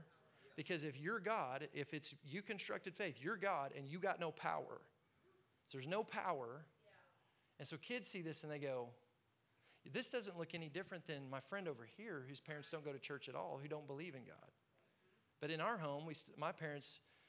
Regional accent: Tulsa, Oklahoma, United States; I'm growing up in Tulsa, Oklahoma

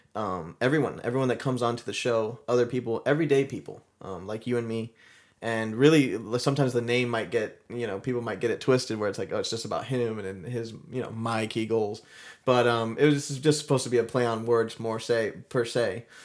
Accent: Mount Dora, Florida, United States; I'm, I'm originally from Florida. We grew up here in Florida, Mount Dora, Florida

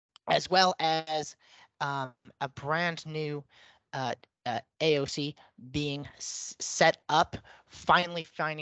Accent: Richmond, Virginia, United States; reporting from my hometown in Richmond, Virginia

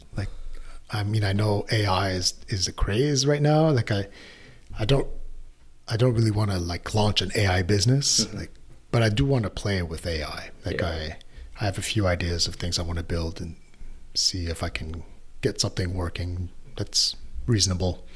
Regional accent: Canada; as a Canadian

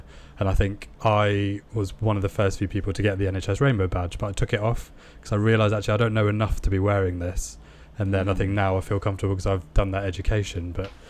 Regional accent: India; now in United Kingdom; growing up in India where, you know, my grandma taught me, if you're gay, don't come home.

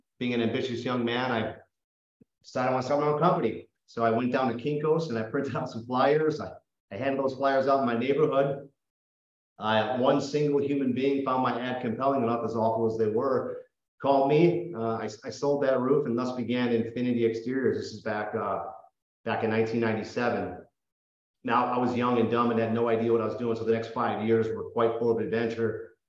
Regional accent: Oakland, California, United States; I grew up in the Bay Area, Oakland, California, San Jose, Vallejo area.

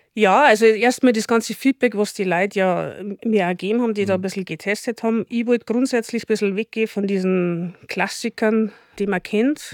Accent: Chiemgau, Bavaria, Germany; das erste regionale, nachhaltige Biotonic hier bei uns im Chiemgau

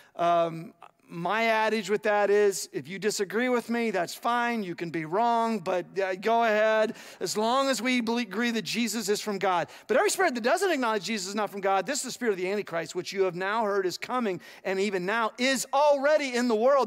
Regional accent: United States

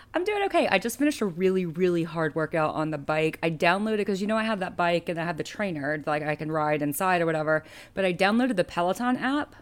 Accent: Alabama, United States; moved away as an adult; now in California, United States; I grew up in Alabama

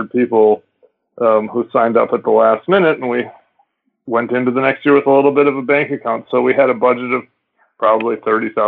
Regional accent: Minneapolis, Minnesota, United States; I grew up in Minneapolis as well, and my high school ski team, we skied here when I was in high school

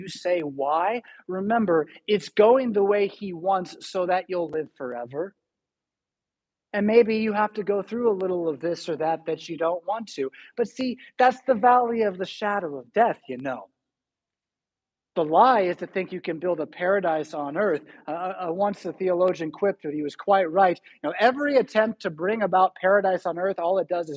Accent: California, United States; now in Rockford, United States; I'm from California

